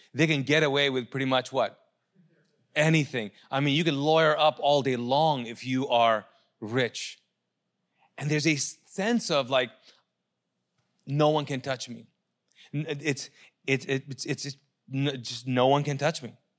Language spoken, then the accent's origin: English; Pakistan; moved away; I'm a Pakistani.